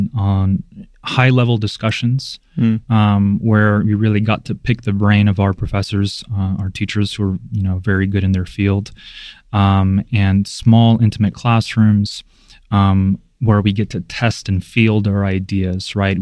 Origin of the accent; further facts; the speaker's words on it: United States; also born or lived in Belarus; I was only a few years old, I think two or maybe even less, when my parents moved to the States.